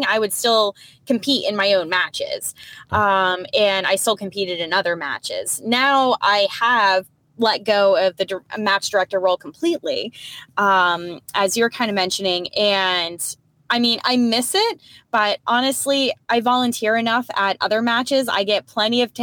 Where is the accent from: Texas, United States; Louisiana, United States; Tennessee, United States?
Texas, United States; Houston; moved away; also born or lived in New England; I grew up in Houston, Texas